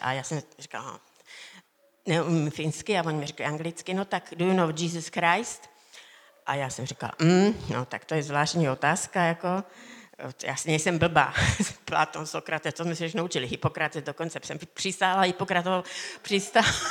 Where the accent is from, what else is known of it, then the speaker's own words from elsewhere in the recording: Slovakia; Já jsem se narodila na Slovensku v hornicky malém městečku